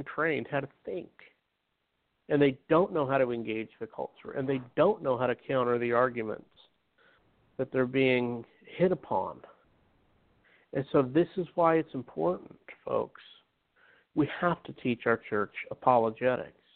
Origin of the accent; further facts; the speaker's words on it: Utah, United States; I grew up in Utah where majority of it was Mormonism